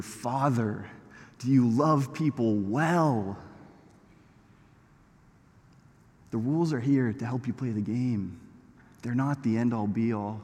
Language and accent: English; Canada; I'm Canadian